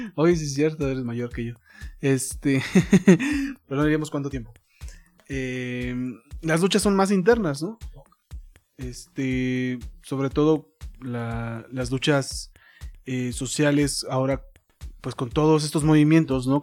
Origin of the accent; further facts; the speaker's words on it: Mexico; nosotros como mexicanos